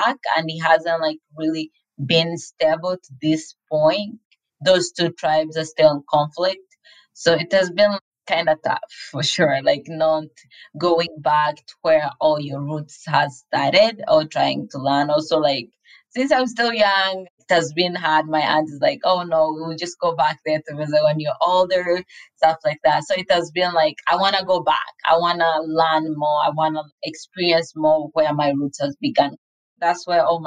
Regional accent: DR Congo; now in Utah, United States; I am originally from the Democratic Republic of Congo. I came here with my aunt

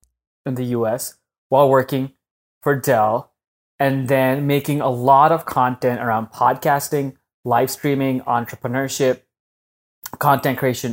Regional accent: Pakistan; moved away as an adult; now in United States; When I came to the US from Pakistan when I was 18, 19 in 2010, you can't get a green card when you're a student.

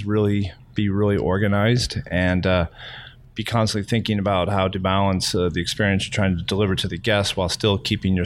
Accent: Texas, United States; now in Florida, United States; I'm from Texas

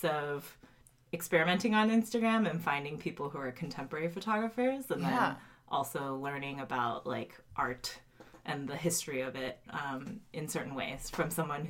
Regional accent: Cupertino, California, United States; also born or lived in Colorado / Tennessee; And then I moved to California and like moved all around the Bay Area. So I'm from Cupertino, I say

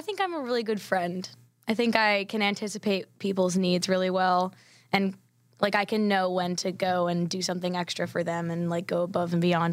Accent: Charleston, South Carolina, United States; moved away as an adult; now in Nashville, United States; growing up in Charleston, you have to eat fish

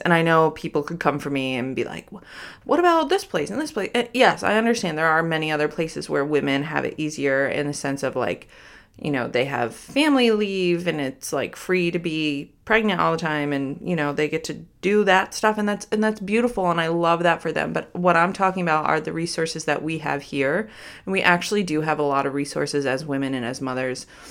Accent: Troy, New York, United States; I grew up in a very big home in South Troy

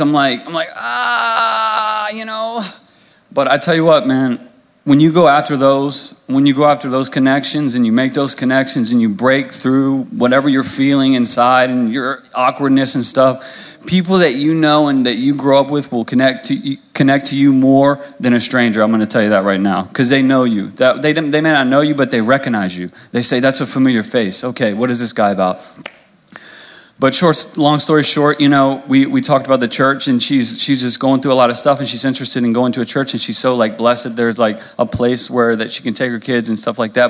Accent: Louisa, United States; I'm from Louisa. I grew up here, so you know, going through high school

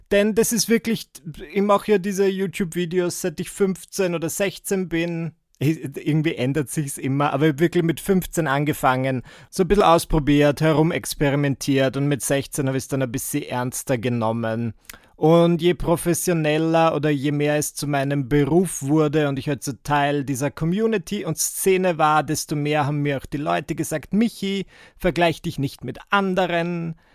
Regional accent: Müllendorf, Burgenland, Austria; Also ich bin aus Müllendorf im Burgenland und die Anna ist aus Mörbisch.

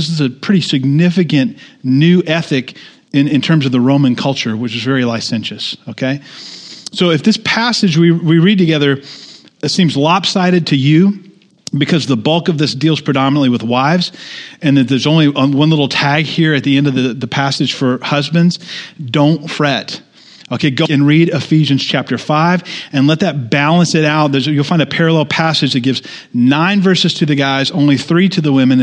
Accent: United States; in the good old USA as American Christians

